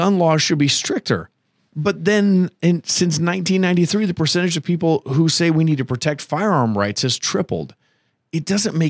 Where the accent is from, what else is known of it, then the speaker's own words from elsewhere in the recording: Ohio, United States; I grew up in Ohio